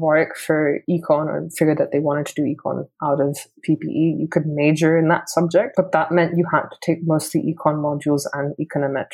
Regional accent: Hong Kong; first language English; moved away as an adult; also born or lived in United Kingdom; I grew up in Hong Kong

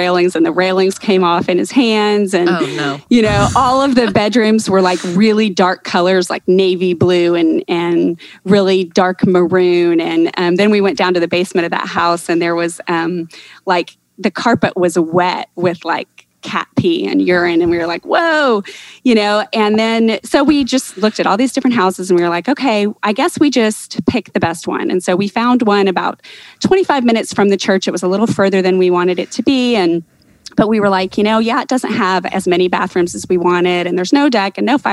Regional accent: Texas, United States; moved away as an adult; now in Ohio, United States; I grew up my whole life in Texas, but I've lived in Ohio for over 20 years now

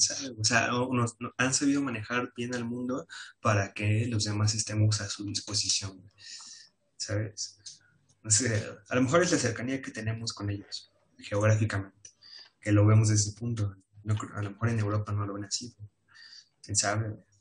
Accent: Mexico

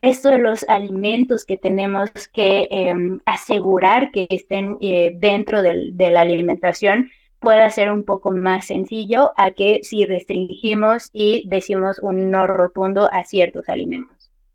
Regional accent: Mexico

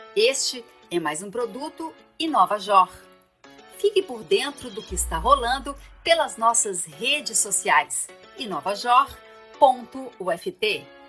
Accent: Maceió, Alagoas, Brazil; Sou de Maceió, né? Nasci no mar, menina, na praia, jogando frescobol, a infância e adolescência todinha na praia

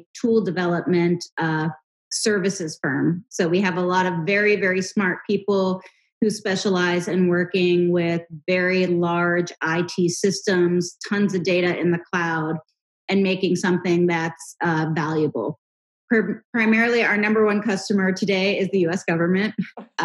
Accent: Pittsburgh, Pennsylvania, United States; I was born and raised in Pittsburgh, Pennsylvania.

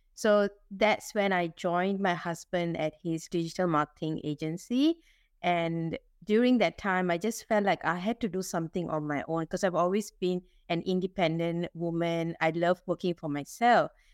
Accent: Singapore; I'm Singaporean Indian

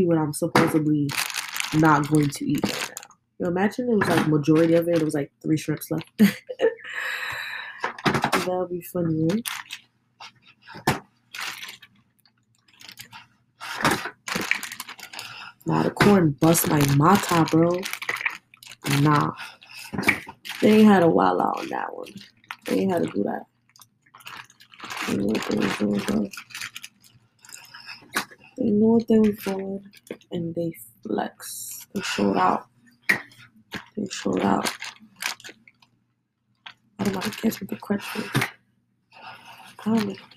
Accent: New York, United States; I'm from New York. And us people, you know, from New York

